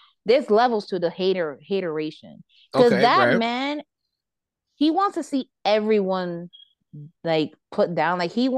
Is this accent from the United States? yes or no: yes; New York, United States; As a New Yorker, I am conflicted whether to laugh or cry.